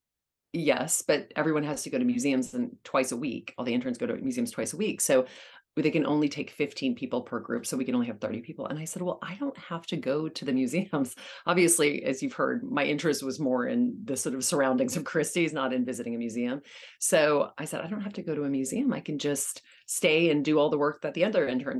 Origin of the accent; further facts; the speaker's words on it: Louisiana, United States; now in New York City, United States; And I grew up in Louisiana